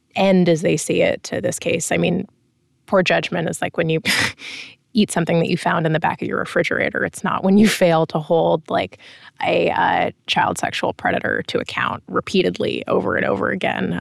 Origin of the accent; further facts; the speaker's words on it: United States; as an American